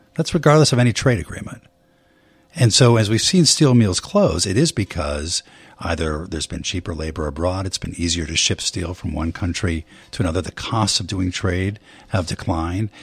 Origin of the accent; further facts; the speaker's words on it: Bay Area, California, United States; I grew up in the Bay Area